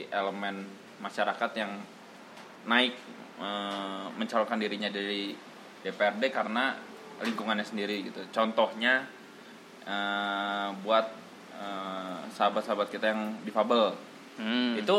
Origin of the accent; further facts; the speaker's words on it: Bandung, West Java, Indonesia; karena yang gue lihat di kota gue sendiri di Bandung fasilitas-fasilitas yang diberikan untuk eh, teman teman-teman kita yang difabel masih